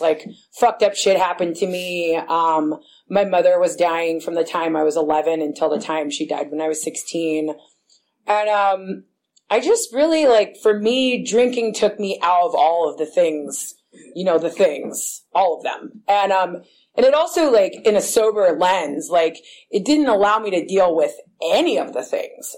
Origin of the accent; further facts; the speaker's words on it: Berkeley, California, United States; I grew up in Berkeley